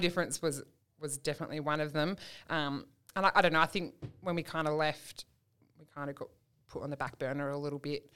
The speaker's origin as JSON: {"language": "English", "town": "Perth", "region": "Western Australia", "country": "Australia", "moved": "as an adult", "said": "we're from Perth originally"}